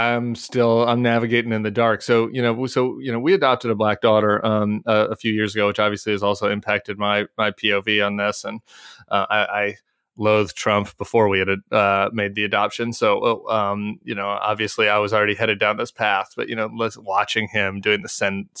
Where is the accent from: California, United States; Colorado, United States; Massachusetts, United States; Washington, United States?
Colorado, United States; Denver; I grew up in suburban Denver.